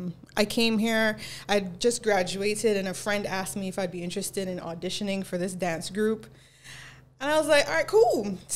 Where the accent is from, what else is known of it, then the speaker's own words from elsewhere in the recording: Jamaica; now in Barbados; I was born in Jamaica. Parents are Jamaican. Whole family is Jamaican. But I've lived here for a long time.